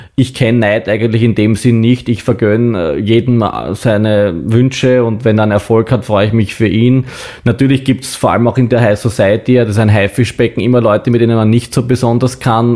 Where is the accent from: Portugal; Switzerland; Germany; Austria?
Austria; Baden, Lower Austria; in meiner Heimatstadt in Baden